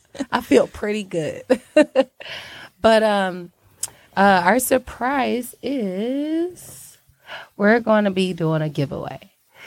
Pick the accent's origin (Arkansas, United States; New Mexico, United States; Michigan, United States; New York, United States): Michigan, United States; Detroit; I'm from around the way, you know? But Detroit is my home.